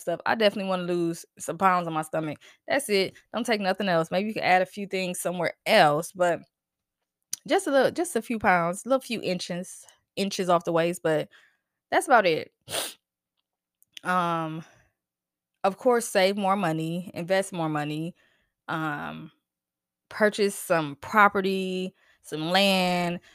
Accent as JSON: {"language": "English", "region": "New Jersey", "country": "United States", "said": "I'm from Jersey"}